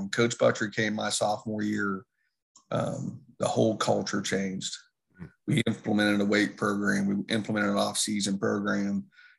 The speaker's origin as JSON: {"language": "English", "town": "Williamstown", "country": "United States", "tie": "born or raised there", "said": "I grew up in Williamstown, played here."}